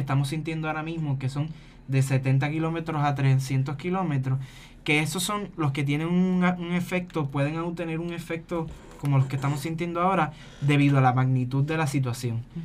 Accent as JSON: {"language": "Spanish", "country": "Puerto Rico", "said": "una realidad que vivimos como puertorriqueños"}